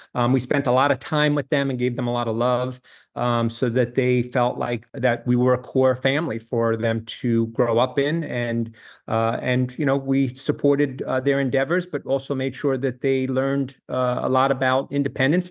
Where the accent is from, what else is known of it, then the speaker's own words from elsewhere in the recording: New York, United States; moved away as an adult; also born or lived in Charlottesville, Virginia / Miami, Florida; now in Jacksonville, United States; I grew up in New York